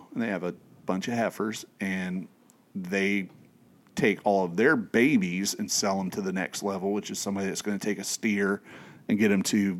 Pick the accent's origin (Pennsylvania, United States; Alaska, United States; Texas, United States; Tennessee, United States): Tennessee, United States; East; I grew up in East Tennessee